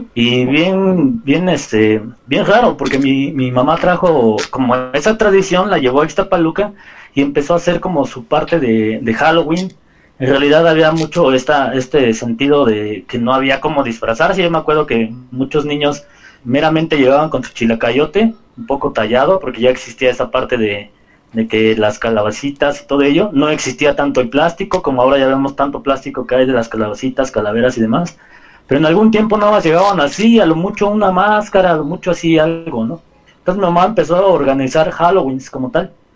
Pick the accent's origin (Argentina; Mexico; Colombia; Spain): Mexico; como mexicanos